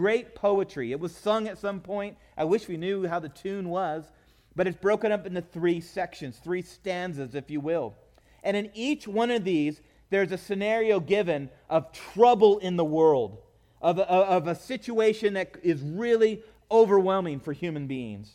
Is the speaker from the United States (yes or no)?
yes; California, United States; growing up in California